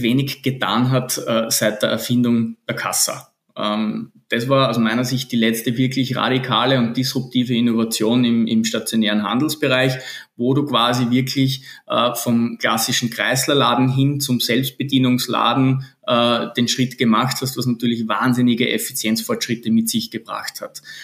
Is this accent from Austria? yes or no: yes; Linz, Upper Austria, Austria; moved away as an adult; also born or lived in Vienna / Lisbon / South America; bin geborener Linzer